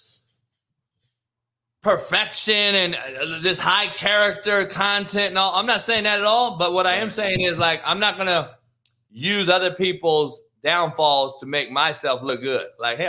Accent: Compton, California, United States; I'm from Compton in the hood.

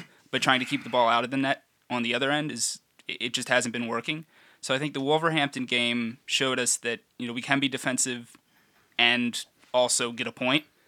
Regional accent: United States; me as an American fan

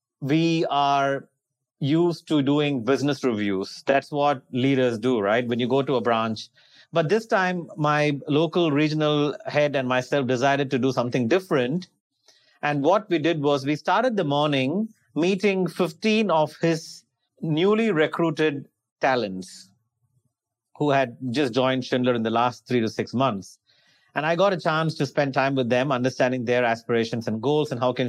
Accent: India; moved away as an adult; also born or lived in Australia; I was born and raised in India, and then I went to Australia to do my higher studies, master's, and then migrated to Australia.

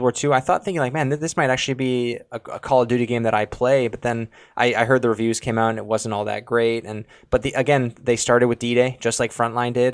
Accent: Canada; we're from Canada

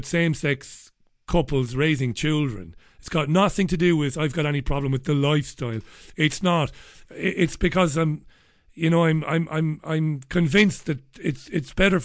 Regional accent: Waterford, Munster, Ireland; I grew up in Ballybeggin in Waterford City

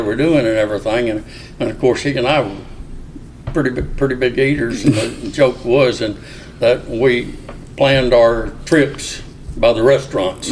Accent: Arkansas, United States; moved away as an adult; also born or lived in Mobile, Alabama / Ketchikan, Alaska / Corpus Christi, Texas / Cincinnati, Ohio; I was raised in Arkansas

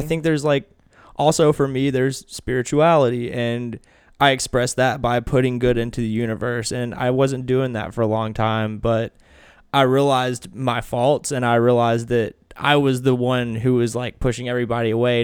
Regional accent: Kentucky, United States; also born or lived in Tennessee; we moved from Tennessee to Kentucky

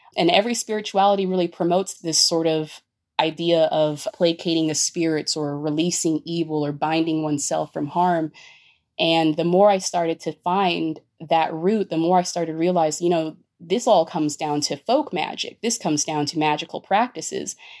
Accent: Los Angeles, California, United States; I grew up in East LA in the early 90s.

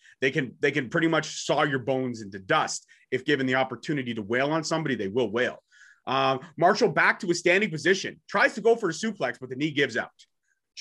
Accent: Canada; I'm Canadian born and bred

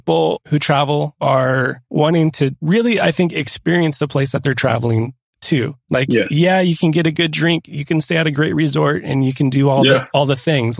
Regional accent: Southern California, United States; Growing up in Southern California

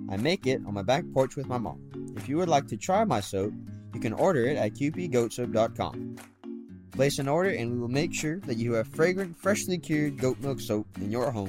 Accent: Osteen, Florida, United States; I grew up here in the Florida woods. I like to hunt and fish on our land in Osteen, Florida.

